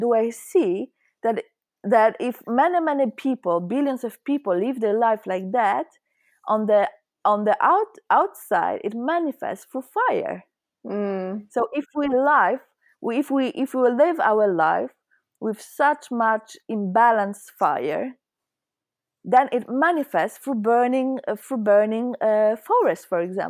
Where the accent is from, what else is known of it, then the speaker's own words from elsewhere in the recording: Poland; now in Sweden; I'm Polish, so I right now I live in Sweden, but I was born in Poland, and I'm quite shocked. I moved out from Poland in 2016